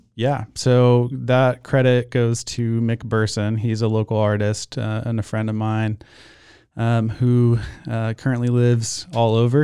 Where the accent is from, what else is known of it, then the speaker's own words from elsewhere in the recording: Austin, Texas, United States; moved away as an adult; also born or lived in Portland, Oregon; now in Waco, United States; I grew up in Austin